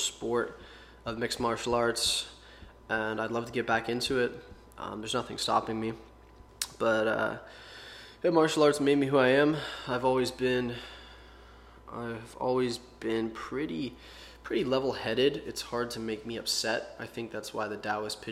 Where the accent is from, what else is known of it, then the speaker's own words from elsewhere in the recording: Pittsburgh, Pennsylvania, United States; I was born in Pittsburgh, Pennsylvania, and pretty normal life, normal childhood.